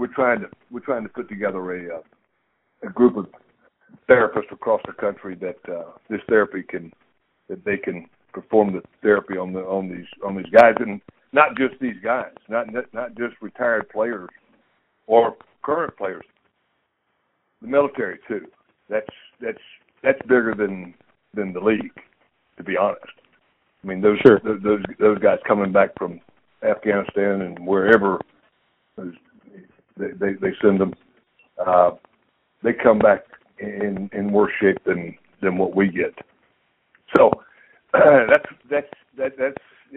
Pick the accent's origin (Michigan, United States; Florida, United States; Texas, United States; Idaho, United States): Florida, United States; Monticello; moved away as an adult; also born or lived in Los Angeles, California; I'm from Monticello, Florida